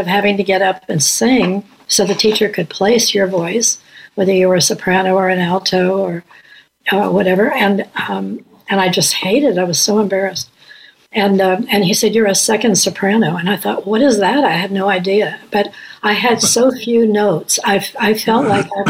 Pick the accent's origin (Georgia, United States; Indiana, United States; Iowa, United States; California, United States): Indiana, United States; Indianapolis; I grew up in Indianapolis.